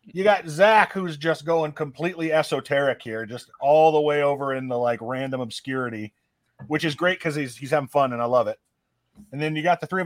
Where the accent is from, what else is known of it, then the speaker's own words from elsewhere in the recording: United States; we're American